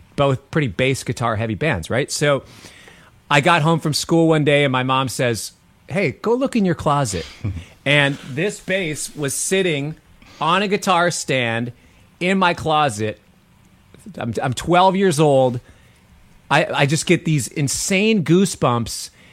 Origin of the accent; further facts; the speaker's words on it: Minneapolis, Minnesota, United States; I grew up in Minneapolis. I'm a Minneapolis cat.